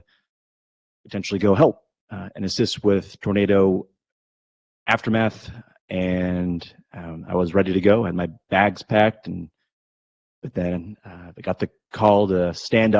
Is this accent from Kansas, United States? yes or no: no; Tri-Cities, Eastern Washington, United States; also born or lived in Tucson, Arizona; now in San Antonio, United States; I grew up in Washington State, Eastern Washington, a place called the Tri-Cities.